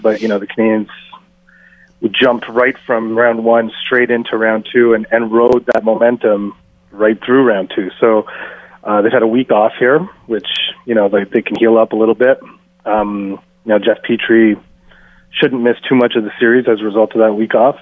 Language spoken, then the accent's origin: English; India; I'm Indian